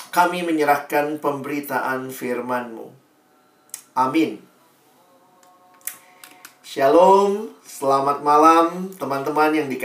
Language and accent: Indonesian; Makassar, South Sulawesi, Indonesia; Saya dulu lahir besar di Makassar, dan itu memang buat kita di timur seringkali sulit ya, jaringan dan seterusnya.